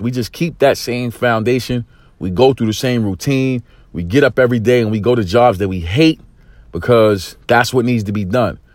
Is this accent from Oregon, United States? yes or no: no; New York City, New York, United States; growing up in East New York, single parent home